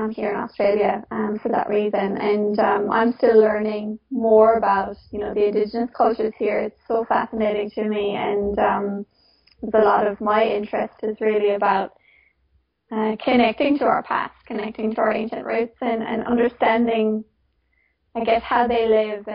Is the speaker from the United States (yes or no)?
no; Ireland; moved away; also born or lived in Sydney; I grew up in Ireland.